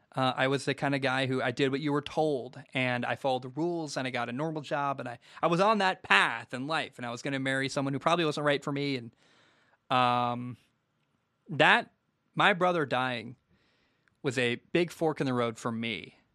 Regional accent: Portland, United States; moved away; I grew up in Portland. I don't live there anymore.

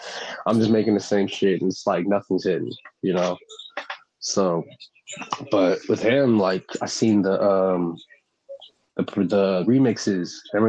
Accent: Brooklyn, New York, United States; My dad, you know, growing up in Brooklyn. Like I was born out there.

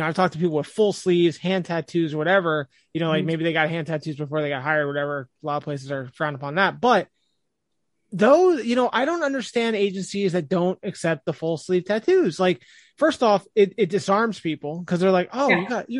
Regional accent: New Jersey, United States; I'm from Jersey and I don't really have a Jersey accent

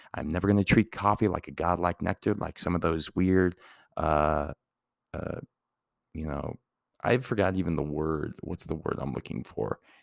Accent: Santa Fe, New Mexico, United States; as a kid, you know, growing up in Santa Fe

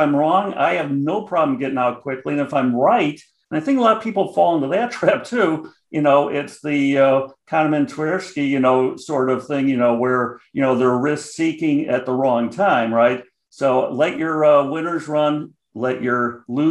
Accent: Chicago, Illinois, United States; accent: Chicago; I got the Chicago accent heavy

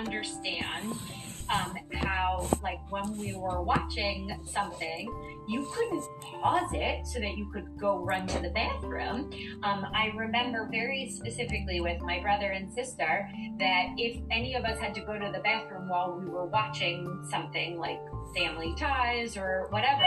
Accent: New Jersey, United States; I grew up in Central Jersey, so we had the New York feed

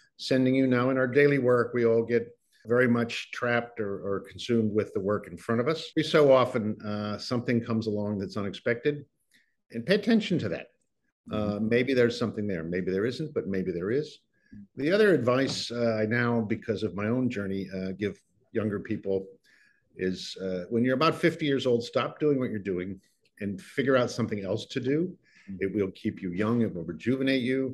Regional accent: St. Louis, Missouri, United States; moved away as an adult; also born or lived in Massachusetts / New York; I was born in St. Louis

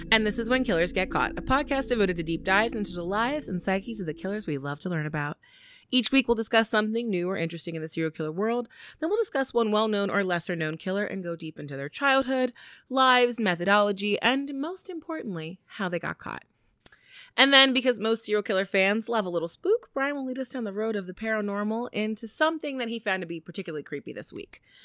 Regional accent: United States; As an American

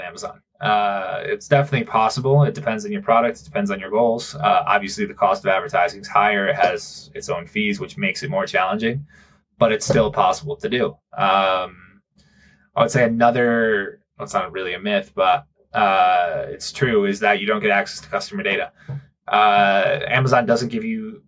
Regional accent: Connecticut, United States; moved away as an adult; now in Guadalajara, Mexico; I'm originally from Connecticut. I live in Guadalajara, Mexico. I've been in Guadalajara for 6 years

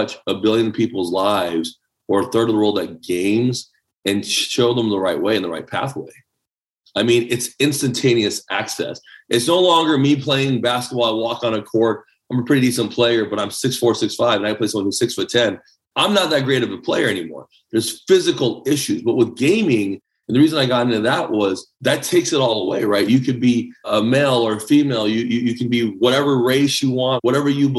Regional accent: El Paso, Texas, United States; English is a second language; also born or lived in Taipei, Taiwan; I'm a kid from El Paso, Texas

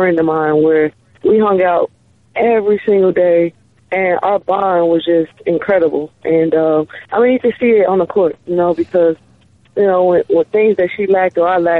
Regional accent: California, United States; born there; nobody really know I was born in California

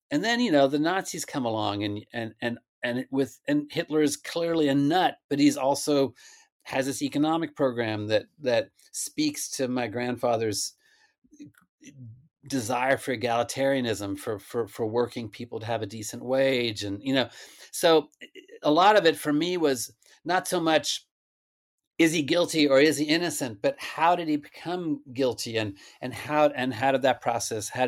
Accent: United States; But I was born in the United States and my little sister was too. But we had this little German enclave in the middle of the prairie.

